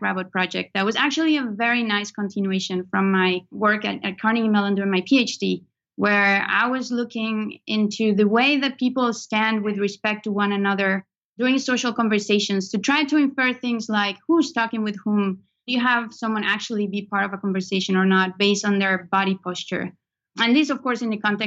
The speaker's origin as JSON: {"language": "English", "country": "Venezuela", "tie": "born or raised there", "moved": "as an adult", "lives_now": "United States", "said": "I was born in Venezuela, in South America, and I did my undergrad all the way to there, back at home."}